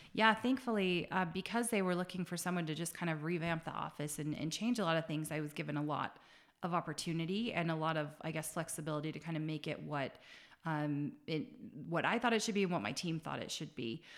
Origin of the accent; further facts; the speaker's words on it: Salt Lake City, Utah, United States; I grew up in Salt Lake